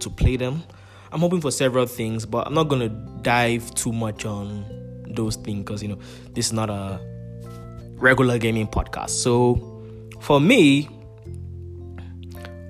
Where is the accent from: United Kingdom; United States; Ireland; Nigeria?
Nigeria; I'm a Nigerian